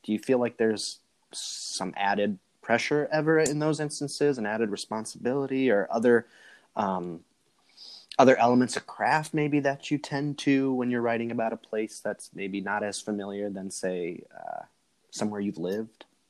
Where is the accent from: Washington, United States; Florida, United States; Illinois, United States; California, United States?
Illinois, United States; Chicago; I'm from the Chicago